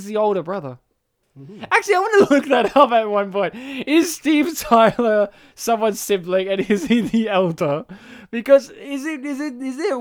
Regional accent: New South Wales, Australia; I have a friend whose name's Tim, and we're from New South Wales

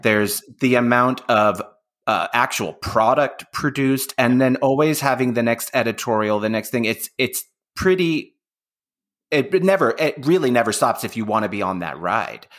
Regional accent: Bay Area, California, United States; I'm from the Bay Area

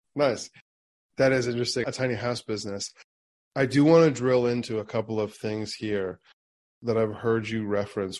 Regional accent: Springfield, Ohio, United States; I also did a lot of my growing up in Springfield, Ohio

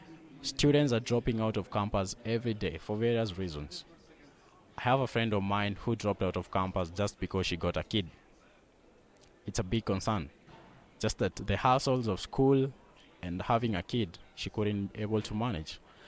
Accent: Kenya; I'm from Kenya, and we run a small company with a few of my friends called AirClip

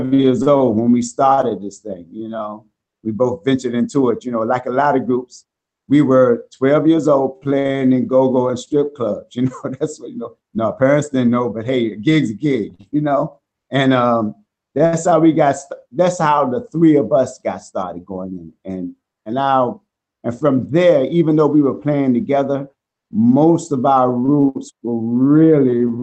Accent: Norfolk, Virginia, United States; now in Hackensack, United States; our roots are from Virginia, Norfolk, Virginia

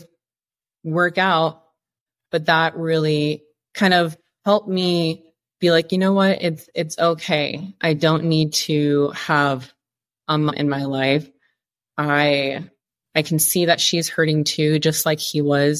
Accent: Iowa, United States; moved away as an adult; also born or lived in Dallas, Texas / Colorado; I'm from Iowa. All we have is corn and cows and pastures. There's nothing taller than a house. At least from where I grew up

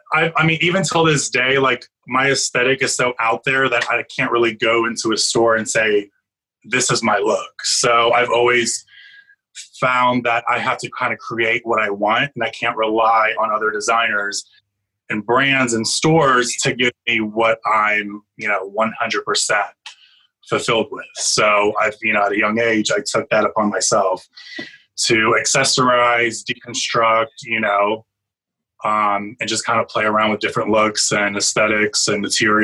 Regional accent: Florida, United States; also born or lived in Albania; So I'm Albanian born. I was born in Albania. I grew up in Florida. We moved to Florida in 92. So when I was like 10

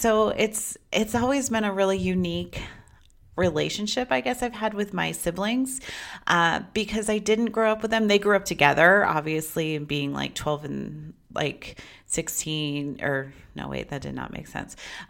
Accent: Las Vegas, Nevada, United States; born there; I live in Las Vegas now, and I was born here in Las Vegas, but I have a really strong tie to Las Vegas

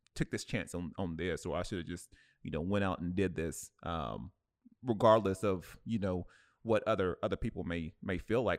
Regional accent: Cleveland, Ohio, United States; moved away; my hometown, uh, in, in Cleveland

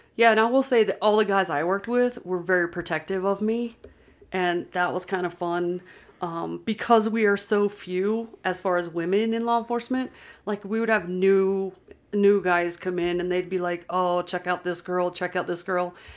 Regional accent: Pennsylvania, United States; moved away as an adult; also born or lived in Georgia; now in Utah, United States; I grew up in Pennsylvania and lived there for twenty years

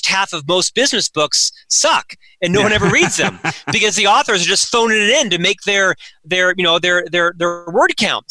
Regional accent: Winter Park, Florida, United States; I was born and raised in Winter Park, Florida, a suburb of Orlando.

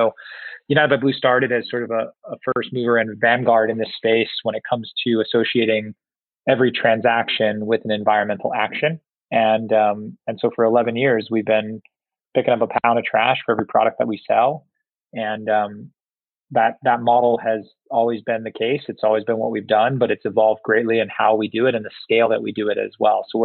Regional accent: Singapore; also born or lived in Southeast Asia; I I grew up predominantly in Southeast Asia and Singapore

